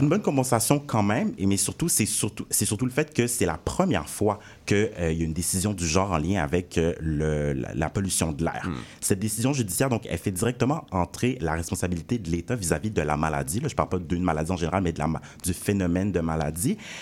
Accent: Montreal, Quebec, Canada; moi, j'ai grandi à Saint-Laurent

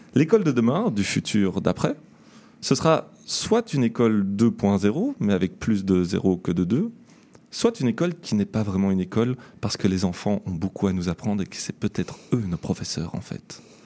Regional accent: Belgium; now in Montreal, Canada; je viens de Belgique

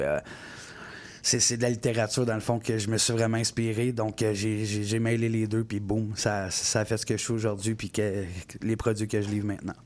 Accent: Gatineau, Quebec, Canada; je viens de Gatineau, euh, secteur Buckingham

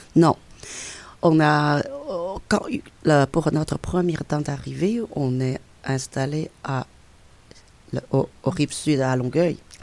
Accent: China; French is a second language; moved away as an adult; now in Quebec, Canada; Je suis chinoise, c'est sûr et certain, parce que ça fait 42 ans que j'ai vécu en Chine.

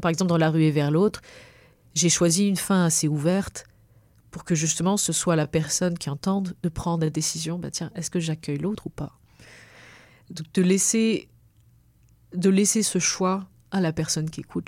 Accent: Réunion; moved away; moi j'ai quand même choisi de partir, mais mon, cordon il reste là-bas

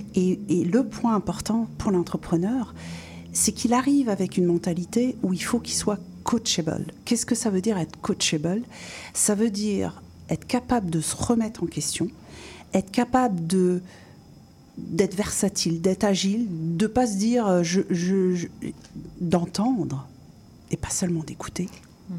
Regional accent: France; accent: bien français; moved away as an adult; also born or lived in North America / five European countries; mon accent bien français

